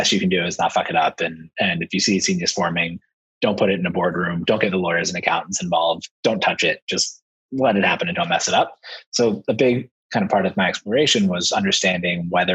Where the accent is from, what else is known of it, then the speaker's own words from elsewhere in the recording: Philadelphia, Pennsylvania, United States; I grew up in Philly